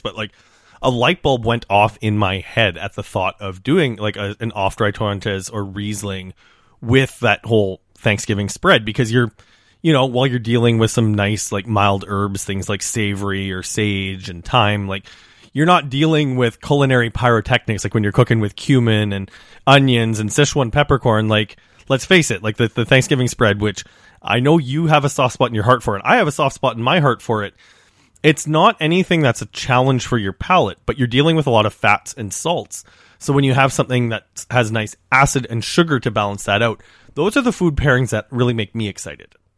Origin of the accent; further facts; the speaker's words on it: Saskatchewan, Canada; I come from Saskatchewan, which is a region well known for grain, but also for its beef production.